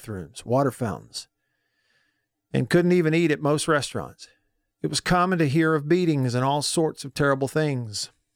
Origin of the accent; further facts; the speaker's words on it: North Alabama, United States; growing up in North Alabama